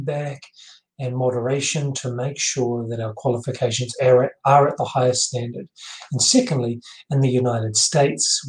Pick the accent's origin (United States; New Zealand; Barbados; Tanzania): New Zealand; I'm a New Zealander.